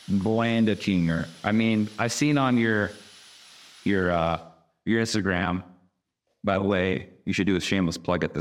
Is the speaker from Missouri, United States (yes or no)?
no; Southern California, United States; now in Houston, United States; growing up in Southern California